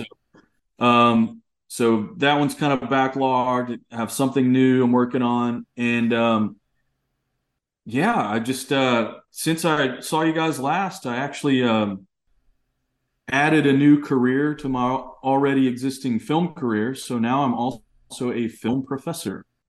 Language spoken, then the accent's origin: English; East Texas, United States; growing up in Texas